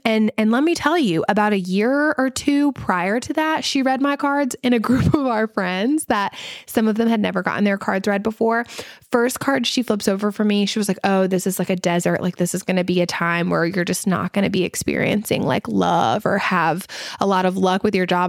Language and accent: English; the South, United States; accent: Southern; I do have my Southern accent